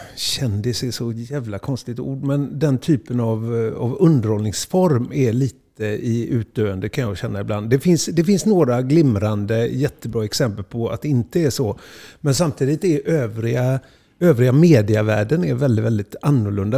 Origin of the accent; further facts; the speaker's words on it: Gothenburg, Västra Götaland, Sweden; uppväxten är Huxbo och eh, allt, allt vad man blir är egentligen Huxbo.